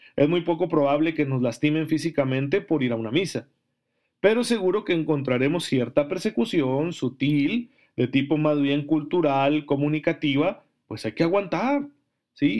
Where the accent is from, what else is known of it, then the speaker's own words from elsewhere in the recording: Mexico; somos católicos mexicanos